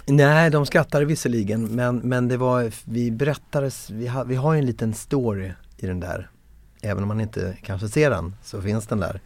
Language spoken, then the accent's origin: Swedish; Växjö, Kronoberg County, Sweden; jag är från Växjö från början, född 1973 i Växjö